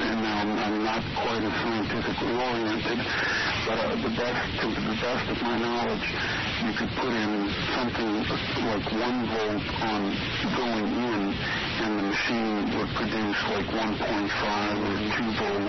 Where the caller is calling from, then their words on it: Las Vegas, Nevada, United States; From Las Vegas.